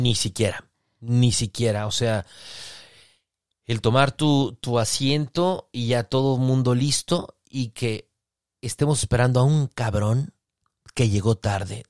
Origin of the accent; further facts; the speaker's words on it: Mexicali, Baja California, Mexico; De Mexicali